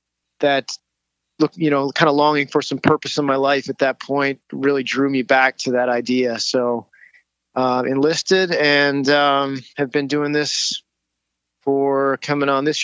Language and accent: English; Alberta, Canada; also born or lived in Oregon City, Oregon / Ontario; now in United States; I was born in Oregon City, Oregon, but ended up at, actually when I was 5 years old, we moved up to Canada where my dad worked and lived about 7 years in the province of Alberta and then about 8 years in the province of Ontario.